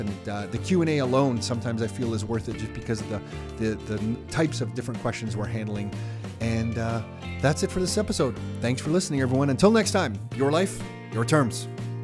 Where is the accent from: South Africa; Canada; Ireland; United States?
Canada; I grew up in Canada, but I feel like I don't know Canada.